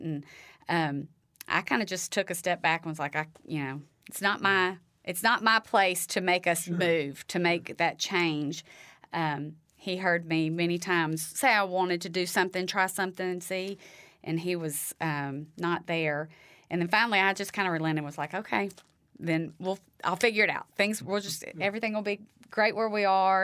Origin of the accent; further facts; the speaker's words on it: Huntsville, Alabama, United States; also born or lived in Auburn, Alabama; now in Cullman, United States; I grew up in Huntsville, um, born and raised in Huntsville all of my life